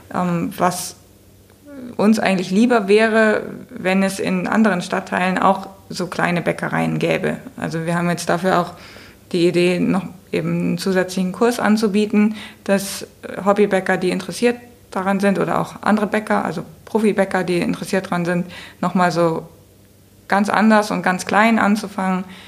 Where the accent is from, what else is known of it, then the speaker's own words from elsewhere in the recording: Hamburg, Germany; für mich als Hamburgerin